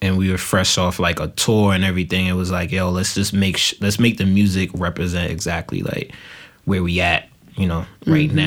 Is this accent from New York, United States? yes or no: yes; New York City, New York, United States; I'm coming from East Flatbush